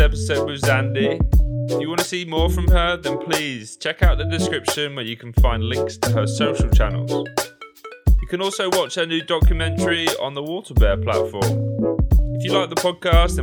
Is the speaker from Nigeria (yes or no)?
no; England, United Kingdom; From England, we love the cold.